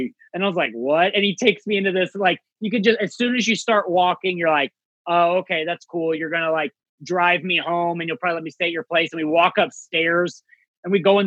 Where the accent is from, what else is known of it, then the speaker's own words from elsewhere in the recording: St. Louis, Missouri, United States; I'm from St. Louis